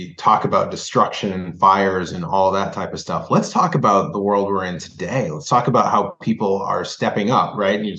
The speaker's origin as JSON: {"language": "English", "region": "Minnesota", "country": "United States", "tie": "born or raised there", "also_born_or_lived": "Indianapolis, Indiana / Bloomington, Indiana", "said": "when I moved to Minnesota, I moved from Bloomington, right? I didn't grow up in Indianapolis, but I, you know, was in Bloomington until I was 8 years old. So I still have, there's still like some vestiges of Hoosier in me."}